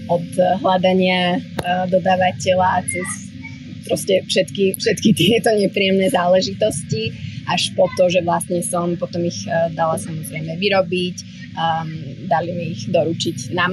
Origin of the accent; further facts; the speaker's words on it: Slovakia; moved away as an adult; also born or lived in New York / Amsterdam / Prague / Tel Aviv; now in Bali, Indonesia; no ja som teda zo Slovenska.